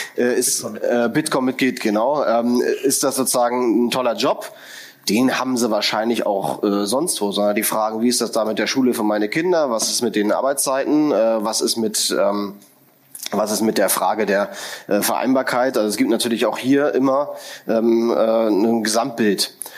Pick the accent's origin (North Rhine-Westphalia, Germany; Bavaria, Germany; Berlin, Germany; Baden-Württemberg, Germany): Berlin, Germany; als Berliner und äh, derjenige, der lang hier gearbeitet hat